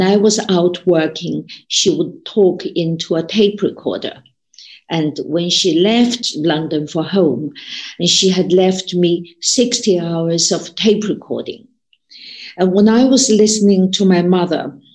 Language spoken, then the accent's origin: English; China; when I was growing up in China